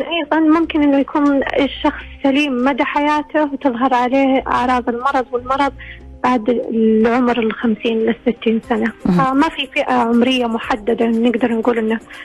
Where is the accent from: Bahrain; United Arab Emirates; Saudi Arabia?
Saudi Arabia; عندنا في السعودية